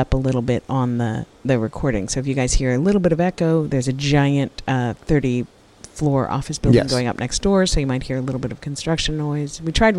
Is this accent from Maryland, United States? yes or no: no; New York, United States; accent: New York; my New York accent